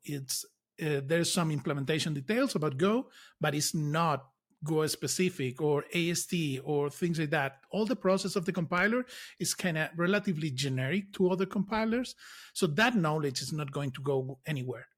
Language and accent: English; Lanzarote, Canary Islands, Spain; I grew up in Canary Islands